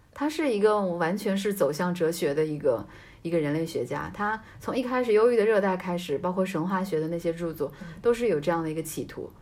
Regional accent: Jiangsu, China; moved away; 就虽然我是江苏人，嗯。也是这个东边的

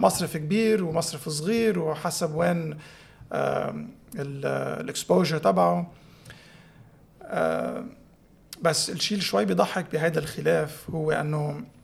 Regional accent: Tripoli, North Governorate, Lebanon; أنا من طرابلس، هونيك

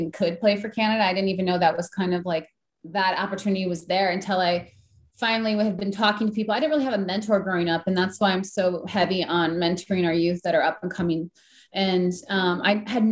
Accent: Green Bay, Wisconsin, United States; I came from Green Bay, Wisconsin

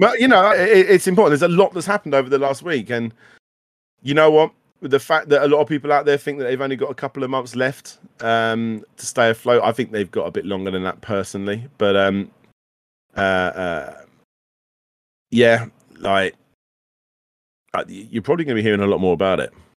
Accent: United Kingdom; we were British

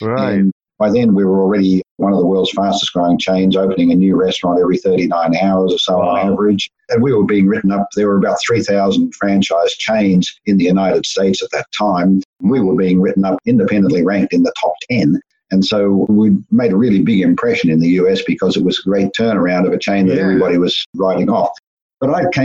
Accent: Melbourne, Victoria, Australia; I grew up in Australia and born in Melbourne and largely raised in Melbourne

